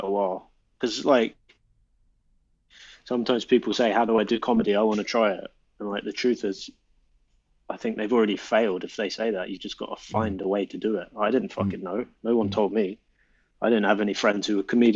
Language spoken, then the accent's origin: English; London, United Kingdom; I didn't grow up in Chesham. I grew up in North London